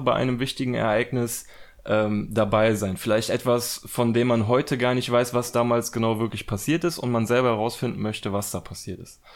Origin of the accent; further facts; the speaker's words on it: Germany; wir dann so als Deutsche